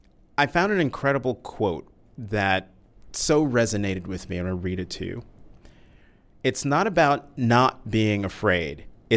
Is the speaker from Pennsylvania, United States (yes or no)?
no; Newark, New Jersey, United States; So was I.